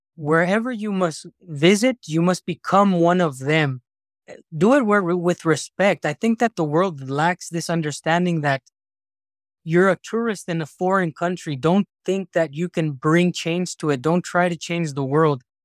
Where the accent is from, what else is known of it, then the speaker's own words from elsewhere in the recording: United States; moved away as an adult; now in Irkutsk Oblast, Russia; I was growing up in America